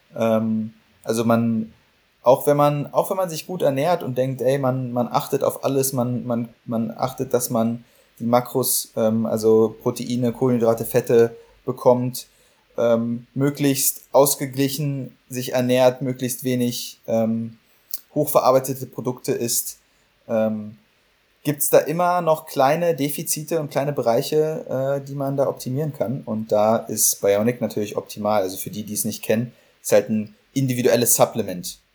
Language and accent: German; Berlin, Germany; now in Heidelberg, Germany; für Berlin, für meine Heimatstadt